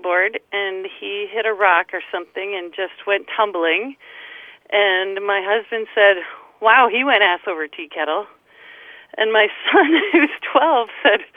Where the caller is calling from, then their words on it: Menasha, Wisconsin, United States; I'm calling from Menasha, Wisconsin.